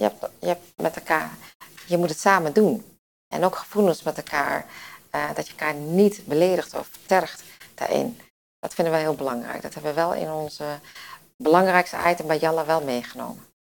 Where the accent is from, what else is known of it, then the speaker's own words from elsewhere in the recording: Winterswijk, Gelderland, Netherlands; ik kom uit Winterswijk. Dus uit het oosten.